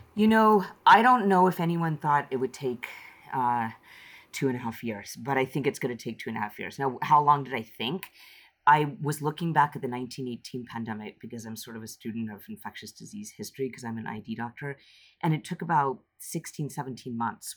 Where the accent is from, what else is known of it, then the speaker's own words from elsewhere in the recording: Utah, United States; moved away as an adult; also born or lived in Massachusetts; now in San Francisco, United States; I'm Indian American, but I grew up in Utah